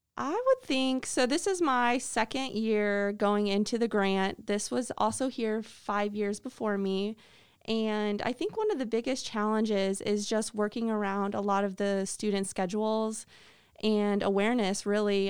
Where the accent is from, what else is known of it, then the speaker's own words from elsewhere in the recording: Atkinson, Illinois, United States; moved away as an adult; now in Mercer County, United States; I am from Atkinson, Illinois, which is part of the Geneseo School District. So I went to Geneseo High School